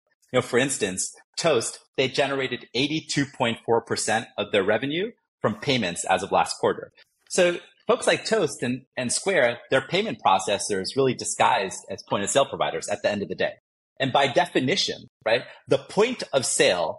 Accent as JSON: {"language": "English", "region": "New York", "country": "United States", "tie": "born or raised there", "moved": "yes", "said": "I grew up in New York"}